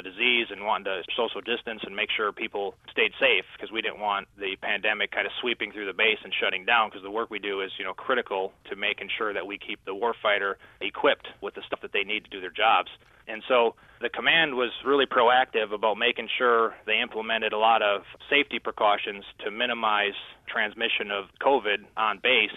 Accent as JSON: {"language": "English", "region": "Midwest", "country": "United States", "said": "I'm from the Midwest"}